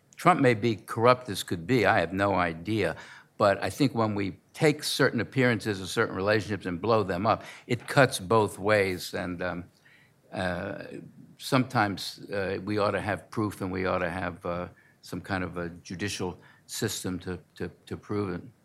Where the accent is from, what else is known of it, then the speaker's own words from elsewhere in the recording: Baltimore, Maryland, United States; moved away; also born or lived in New Jersey; I grew up in Baltimore